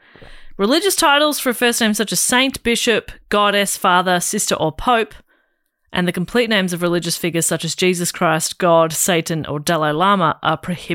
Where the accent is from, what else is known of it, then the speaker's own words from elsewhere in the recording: Scotland, United Kingdom; Being Irish, but, you know, raised in Scotland.